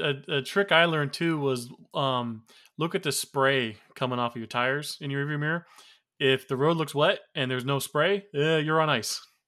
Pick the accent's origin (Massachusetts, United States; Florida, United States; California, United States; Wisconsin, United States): Florida, United States; moved away as an adult; also born or lived in Gary, Indiana; I am from Florida